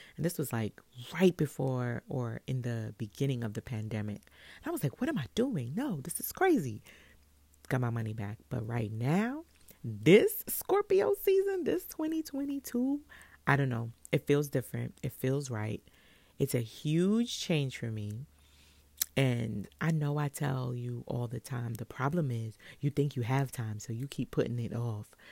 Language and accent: English; New York City, New York, United States; I'm from Brooklyn